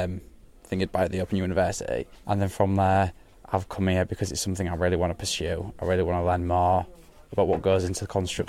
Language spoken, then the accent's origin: English; Hull, Yorkshire and the Humber, United Kingdom; I'm from Bilton Grange, so it's just a very normal, untailored world background.